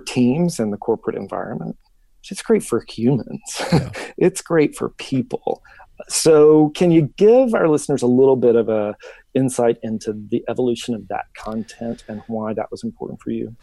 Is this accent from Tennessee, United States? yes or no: yes; Memphis, Tennessee, United States; now in Jackson, United States; I was born and raised in Memphis